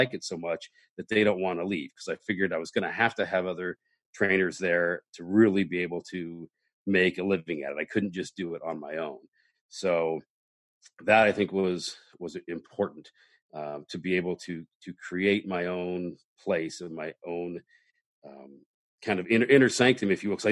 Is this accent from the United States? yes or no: yes; Midwest, United States; now in Los Angeles, United States; I'm from the Midwest and I have grown up in that blue collar